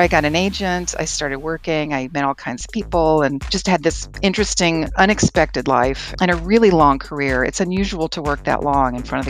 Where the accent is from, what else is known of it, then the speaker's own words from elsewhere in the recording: Asheville, North Carolina, United States; moved away as an adult; also born or lived in Chattanooga, Tennessee / Los Angeles, California; now in Arizona, United States; I grew up in Asheville in the mountains of North Carolina